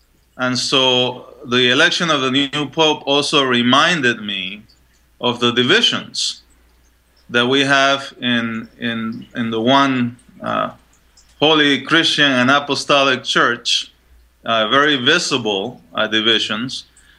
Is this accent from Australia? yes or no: no; Panama; moved away; also born or lived in Chile; I was born in Chile, so just next door, and I was raised in Panama.